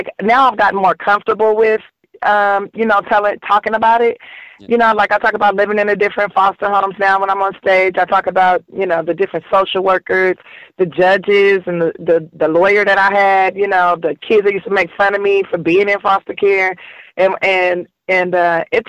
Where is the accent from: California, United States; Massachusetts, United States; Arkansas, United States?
California, United States; Los Angeles; I grew up here in South Central Los Angeles